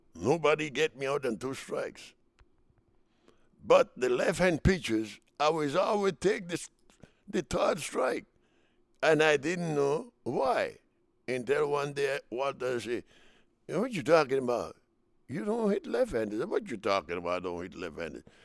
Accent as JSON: {"language": "English", "country": "Dominican Republic", "moved": "as an adult", "lives_now": "United States", "said": "we come from the United St-, from the Dominican Republic, Latin players, to the United States"}